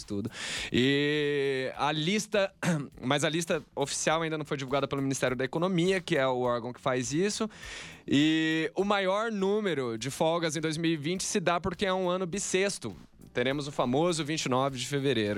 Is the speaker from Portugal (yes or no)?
no; Campo Grande, Mato Grosso do Sul, Brazil; moved away as an adult; now in São Paulo, Brazil; eu sou do Mato Grosso do Sul